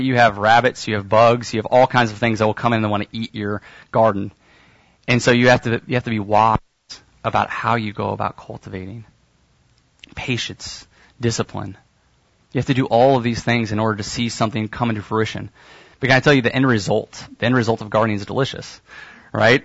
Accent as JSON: {"language": "English", "town": "Kansas City", "country": "United States", "said": "I'm from Kansas City, and so my parents have a garden"}